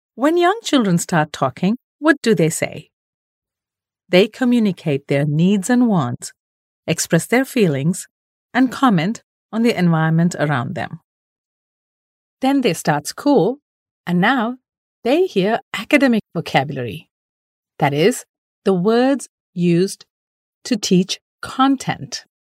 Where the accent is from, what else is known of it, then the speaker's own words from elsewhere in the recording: India; we Indian parents